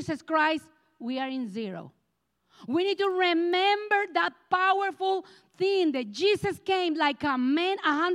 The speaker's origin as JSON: {"language": "English", "country": "Colombia", "second_language": "English", "moved": "yes", "said": "I am from Colombia, South America, and I have this accent that it looks like I never leave me alone"}